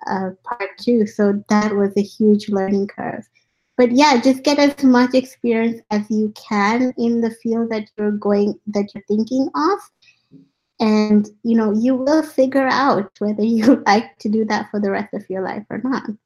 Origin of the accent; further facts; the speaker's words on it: India; also born or lived in Africa; now in Vancouver, Canada; I've been born in Africa, I grew up in India, and now I'm in Vancouver